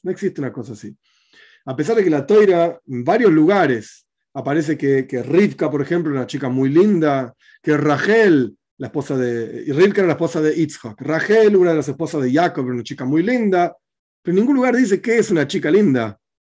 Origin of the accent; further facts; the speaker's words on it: Argentina